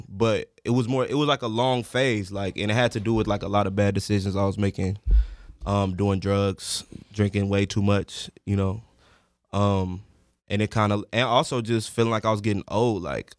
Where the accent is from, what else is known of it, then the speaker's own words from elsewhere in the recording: South Holland, Illinois, United States; Chicago. South Holland, Illinois.